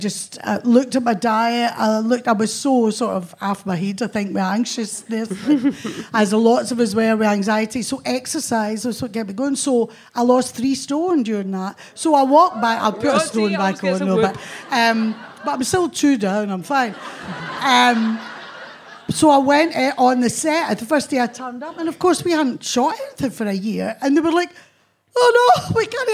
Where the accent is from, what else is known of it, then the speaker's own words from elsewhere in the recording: Motherwell, Scotland, United Kingdom; We had a council house in Newt Hill outside Motherwell